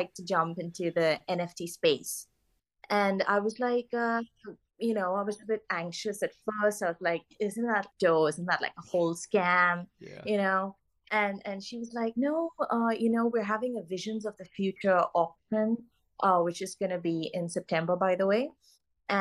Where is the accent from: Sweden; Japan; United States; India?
India; Goa; moved away; I'm originally from Goa in India